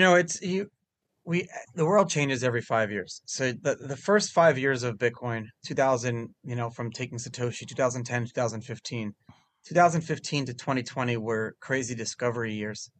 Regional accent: New York City, New York, United States; first language Hebrew; English is a second language; I'm from Brooklyn

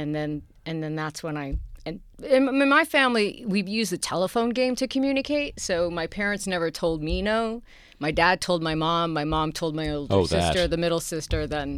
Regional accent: New York City, New York, United States; I really liked growing up in Queens

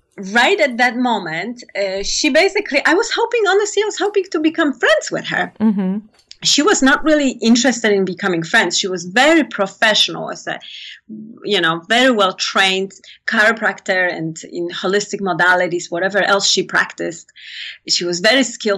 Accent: Poland; moved away; I come from Poland

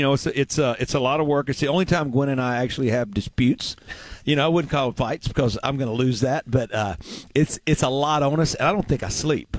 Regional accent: Mississippi, United States; I get to pull from my home state schools and obviously went to Delta State

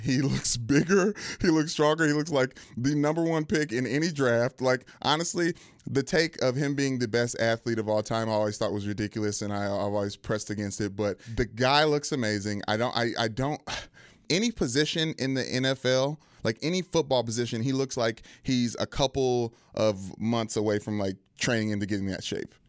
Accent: Louisville, Kentucky, United States; now in Los Angeles, United States; I grew up in Louisville, Kentucky

